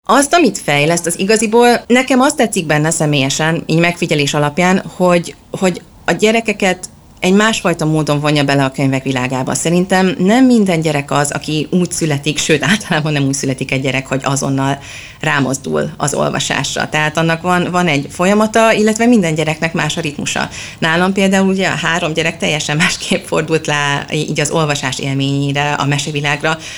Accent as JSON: {"language": "Hungarian", "region": "Budapest", "country": "Hungary", "also_born_or_lived": "England", "moved": "as an adult", "lives_now": "Sweden", "said": "mind a ketten Budapestről költöztünk ki"}